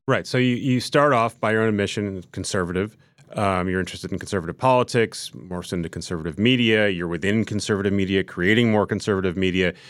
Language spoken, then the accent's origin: English; Minnesota, United States; now in New York, United States; I grew up in Minnesota